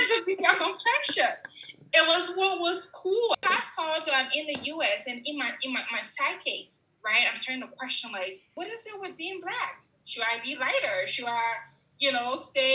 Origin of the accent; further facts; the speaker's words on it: Liberia; now in United States; I grew up in Liberia